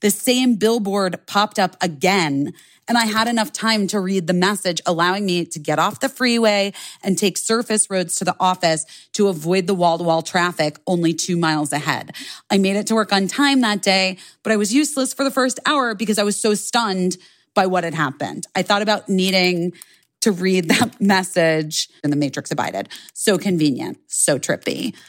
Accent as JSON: {"language": "English", "town": "Detroit", "region": "Michigan", "country": "United States", "said": "I was driving to work in the morning. I'm from the Detroit area."}